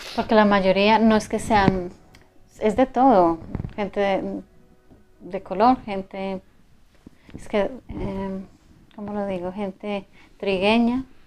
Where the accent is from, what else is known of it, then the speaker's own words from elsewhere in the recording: Colombia; moved away as an adult; now in Europe; por ser sudamericana y por ser de 40